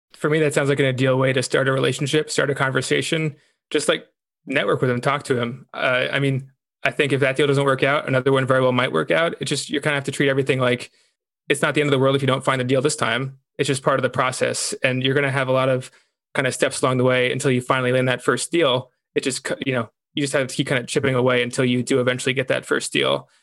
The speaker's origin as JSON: {"language": "English", "region": "New York", "country": "United States", "said": "I was from New York."}